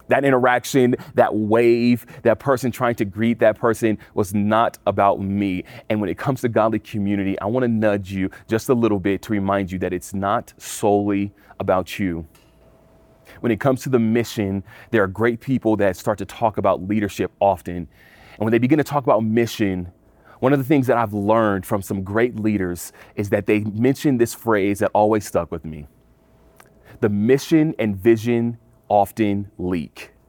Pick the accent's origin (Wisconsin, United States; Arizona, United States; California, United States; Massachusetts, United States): California, United States; now in Colorado, United States; I come from California, I moved to Colorado.